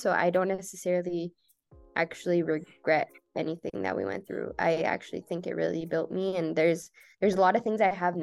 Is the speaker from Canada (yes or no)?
yes; Waterloo, Ontario, Canada; also born or lived in Iran / Richmond Hill, Ontario / Kitchener, Ontario; I was born in Iran. I moved to Canada when I was 4 years old. I moved to Richmond Hill, which is where all the Iranian people are at. And then I moved to I moved to Kitchener a year after.